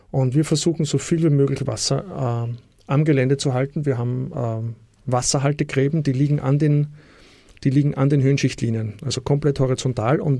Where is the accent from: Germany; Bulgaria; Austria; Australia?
Austria; Also Dinge, die bei uns in Österreich, also Mulchen vor allem, eh weit verbreitet sind, nur kauft man bei uns halt